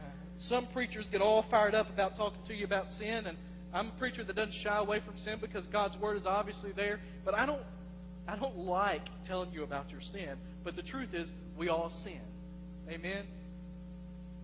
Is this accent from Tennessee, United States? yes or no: yes; West Tennessee, United States; moved away as an adult; I've lived in West Tennessee. I lived there 28 of the first 31 years of my life.